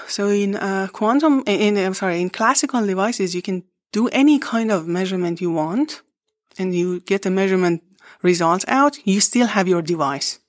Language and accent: English; Iran; English is a second language; moved away as an adult; also born or lived in Barcelona, Spain; now in Paderborn, Germany; I was born in Iran and I did my education in Iran